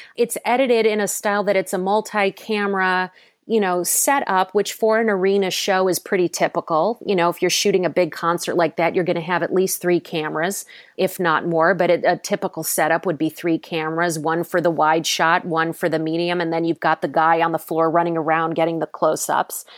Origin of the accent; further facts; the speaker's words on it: Cleveland, Ohio, United States; moved away as an adult; also born or lived in New York; I'm from Cleveland, um, Ohio originally.